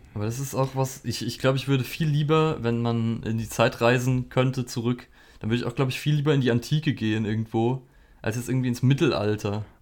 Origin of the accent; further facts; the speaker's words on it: Germany; bei uns in Deutschland